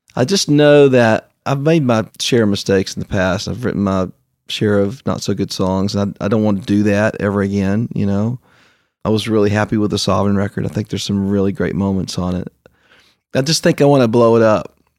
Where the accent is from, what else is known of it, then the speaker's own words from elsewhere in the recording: Canova, West Virginia, United States; moved away; also born or lived in Nashville; I grew up in Canova, West Virginia